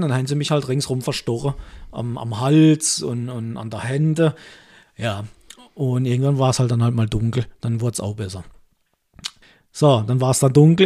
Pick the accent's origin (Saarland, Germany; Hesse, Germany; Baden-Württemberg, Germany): Baden-Württemberg, Germany; bei uns in Baden-Württemberg